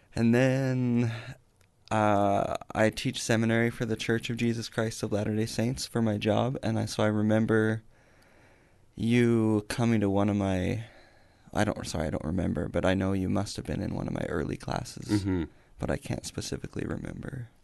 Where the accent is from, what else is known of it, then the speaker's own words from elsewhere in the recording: Welling, Alberta, Canada; moved away; also born or lived in Raymond, Alberta; I was lived my entire life in Welling, Alberta, which is just outside of Raymond. I grew up in one house about two miles away from a farm that my dad worked on